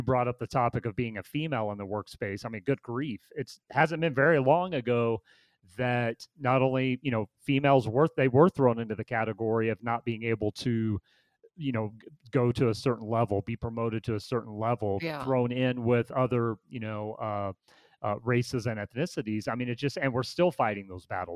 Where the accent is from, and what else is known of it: United States